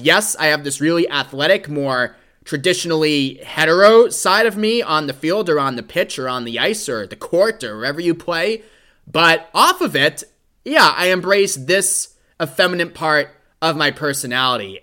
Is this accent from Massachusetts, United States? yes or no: yes; Boston, Massachusetts, United States; Here in my hometown of Boston